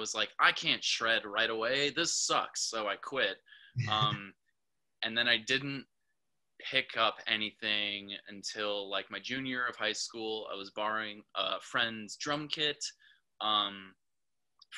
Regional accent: Port Washington, Wisconsin, United States; moved away as an adult; now in Milwaukee, United States; I'm from Port Washington. So just, you know, like 25 miles north of here, grew up right on the lake

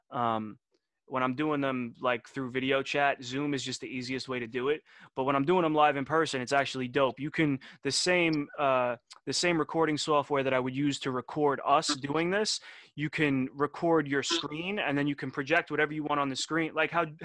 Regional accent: Detroit, Michigan, United States; born there; I was born in Detroit on a very, very, very, very, very cold day.

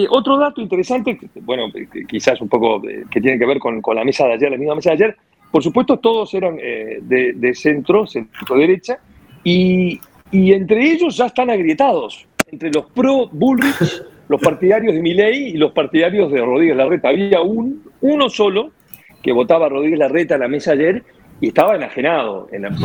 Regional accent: Madrid, Community of Madrid, Spain; born there; no te olvides que yo nací en España, Madrid.

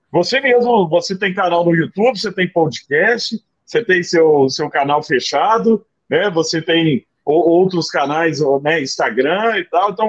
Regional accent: Araguari, Minas Gerais, Brazil; eu sou de Araguari, né, do Triângulo Mineiro.

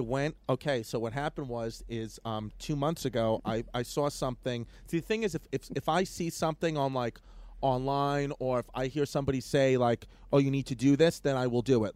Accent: New York City, New York, United States; I grew up in New York City. Okay, New York, Ridgewood, uh, uh, uh, Queens, Brooklyn area

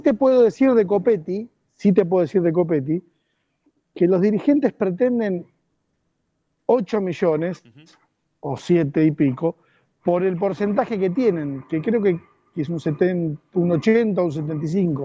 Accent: Argentina; no soy más argentino

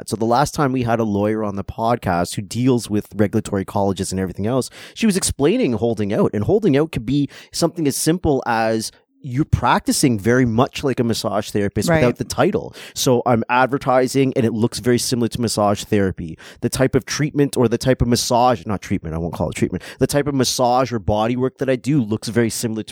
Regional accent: Toronto, Ontario, Canada; I'm fucking from Toronto

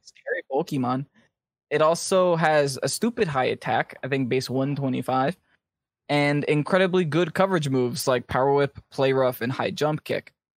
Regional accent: United States; I'm from America

